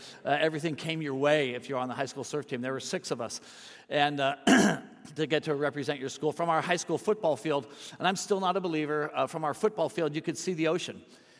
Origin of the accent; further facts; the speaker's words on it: San Francisco, California, United States; born there; I was born in San Francisco. My dad was with the Navy.